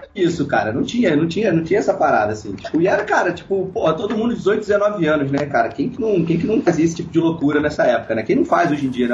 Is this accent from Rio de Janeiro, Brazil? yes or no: yes; Petrópolis, Rio de Janeiro, Brazil; moved away; eu sou de Petrópolis, né? Nessa época eu morava em Petrópolis